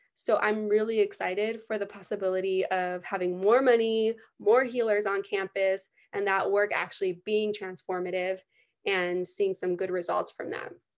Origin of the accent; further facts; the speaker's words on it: United States; growing up in the United States